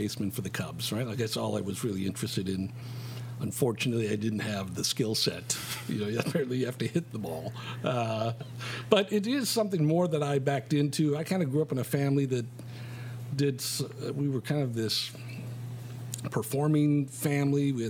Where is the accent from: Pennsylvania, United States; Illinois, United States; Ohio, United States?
Illinois, United States; Chicago; I grew up here in Chicago.